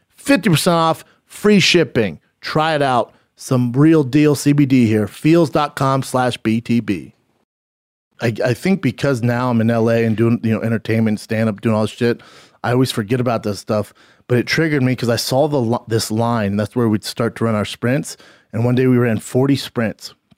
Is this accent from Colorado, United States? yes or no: yes; Denver, Colorado, United States; moved away; I was in my hometown this past weekend, performing at the Comedy Works downtown, one of the best clubs on the goddamn planet. It's fantastic, man. I am so proud to be from Denver.